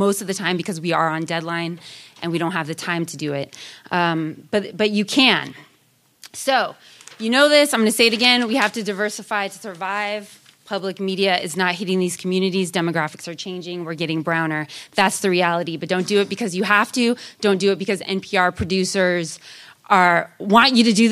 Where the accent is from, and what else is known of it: Sacramento, California, United States; born or raised there; also born or lived in Oakland, California